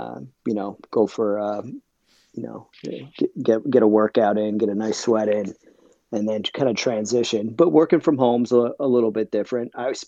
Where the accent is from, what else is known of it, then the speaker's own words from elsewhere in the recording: New Jersey, United States; now in Scituate, United States; So, originally I'm from New Jersey, but I do live south of Boston now. I'm in Scituate, Massachusetts